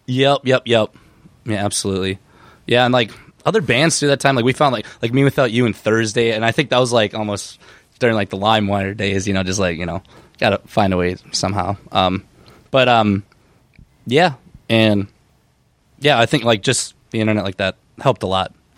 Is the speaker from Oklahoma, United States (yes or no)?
no; Benson, Minnesota, United States; it's a place called Benson, Minnesota, and it's like two and a half hours, like, southwest of the cities